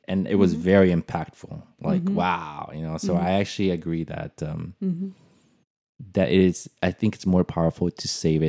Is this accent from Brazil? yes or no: yes; Brazil; now in United States; I had a hard time with that also when I moved from Brazil, because in Portuguese, that's actually very hard.